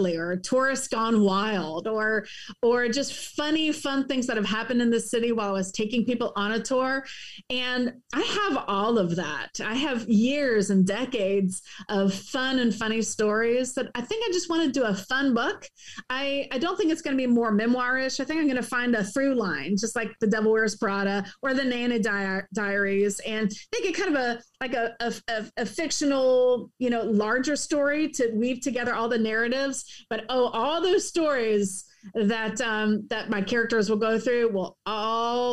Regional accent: Tallahassee, Florida, United States; moved away; also born or lived in New York; I'm from Tallahassee, Florida

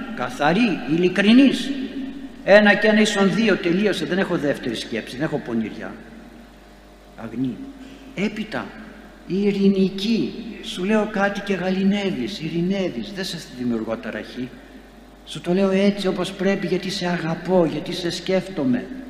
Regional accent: Greece; σαν Έλληνες ζούμε ακόμη και δεν χαθήκαμε

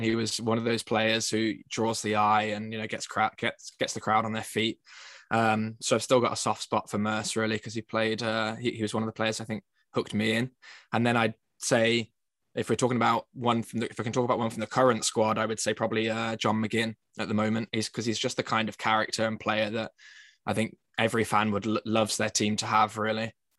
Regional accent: Birmingham, West Midlands, United Kingdom; now in Toronto, Canada; I was born and raised in Birmingham.

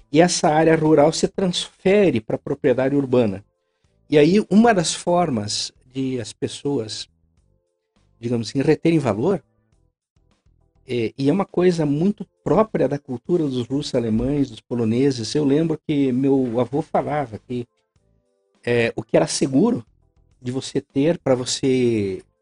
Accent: Ponta Grossa, Paraná, Brazil; born there; Eu sou nascido que em Ponta Grossa.

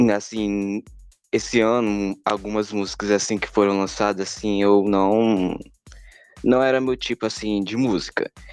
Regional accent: Teresina, Piauí, Brazil; Eu sou de Teresina, Piauí

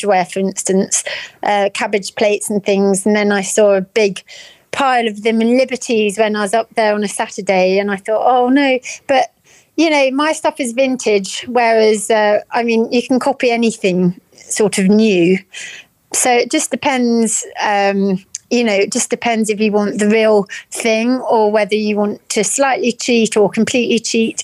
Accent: Norfolk, East of England, United Kingdom; moved away; I am from Norfolk originally.

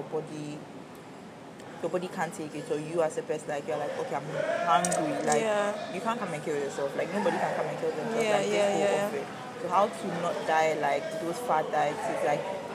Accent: Ghana; being a Ghanaian

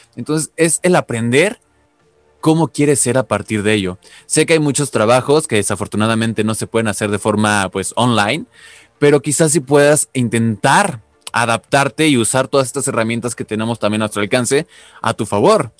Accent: Mexico; soy mexicano

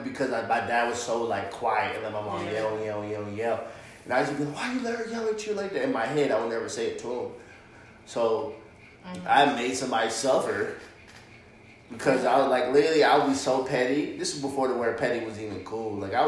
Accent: East Coast, United States; now in Arizona, United States; Hopefully, we're all from the East Coast, living in Arizona.

